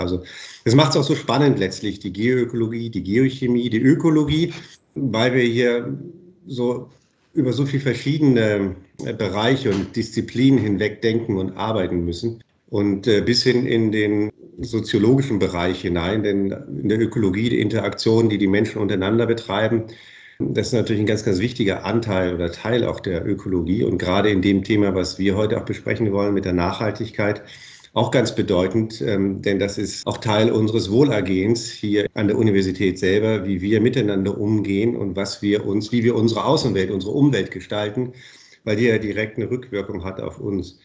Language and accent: German; Bremen, Germany; moved away as an adult; now in Karlsruhe, Germany; Ich bin Bremer von Haus aus, also ganz aus dem Norden